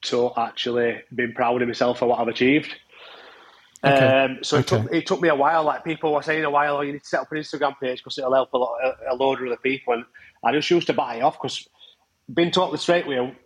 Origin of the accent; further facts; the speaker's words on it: Barnsley, Yorkshire and the Humber, United Kingdom; from Barnsley, married with two boys